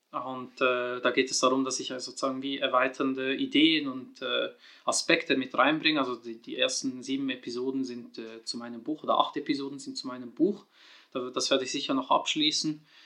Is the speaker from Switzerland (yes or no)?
yes; Switzerland; ich bin 87er Baujahr, in der Schweiz geboren und aufgewachsen.